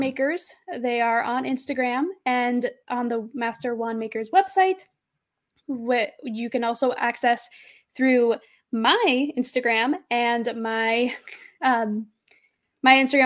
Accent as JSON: {"language": "English", "region": "Arizona", "country": "United States", "said": "I'm from Arizona"}